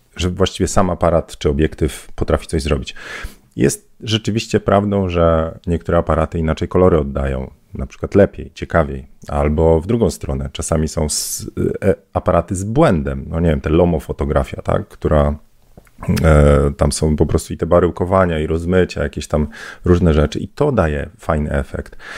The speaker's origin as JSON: {"language": "Polish", "town": "Bydgoszcz", "region": "Kuyavian-Pomeranian Voivodeship", "country": "Poland", "said": "Ja z Bydgoszczy"}